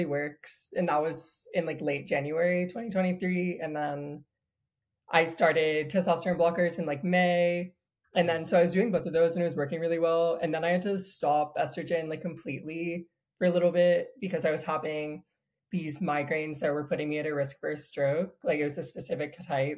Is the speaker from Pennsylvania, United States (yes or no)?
no; North Carolina, United States; now in Costa Rica; I'm from North Carolina